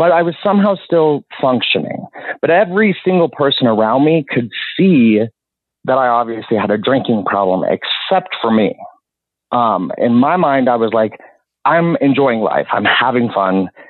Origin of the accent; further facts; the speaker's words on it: Utah, United States; moved away; also born or lived in South Florida / Orlando / South Carolina / Los Angeles; I was born and raised in Utah and born and raised Mormon